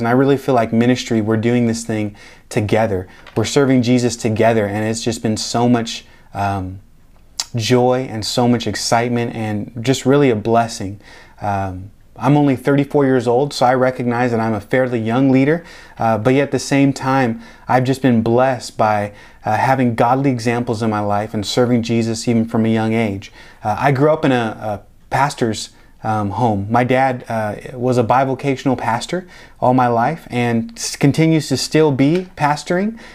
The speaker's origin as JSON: {"language": "English", "town": "Tacoma", "region": "Washington", "country": "United States", "tie": "born or raised there", "also_born_or_lived": "Olympia, Washington", "moved": "as an adult", "lives_now": "Delray Beach, United States", "said": "I was born and raised in Tacoma, um, that's outside of Seattle"}